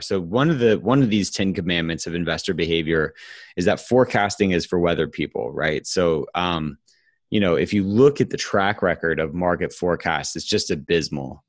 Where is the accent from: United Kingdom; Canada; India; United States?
United States; Huntsville, Alabama; now in Atlanta, United States; grew up my whole uh, childhood in Huntsville, Alabama.